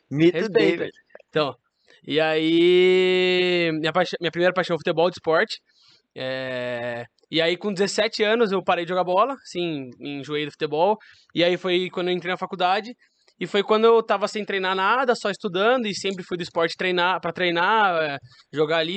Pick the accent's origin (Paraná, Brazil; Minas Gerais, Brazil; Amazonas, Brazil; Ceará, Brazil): Paraná, Brazil; Curitiba; born there; also born or lived in Louveira; Então, eu nasci em Curitiba, sou paranaense, mas depois disso meu pai teve uma oportunidade para se mudar para São Paulo na incrível Louveira